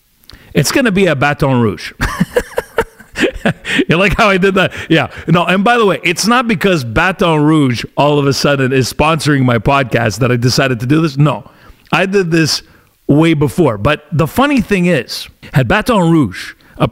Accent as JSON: {"language": "English", "country": "Italy", "moved": "yes", "lives_now": "Canada", "said": "my home country of Italy"}